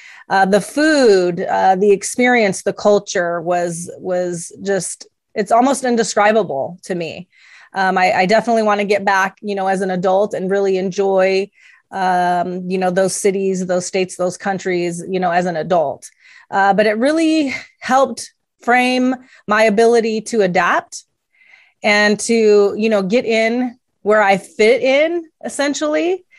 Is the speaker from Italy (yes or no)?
yes; Italy; also born or lived in Greece; I was raised in Italy and Greece. My stepfather was in the army.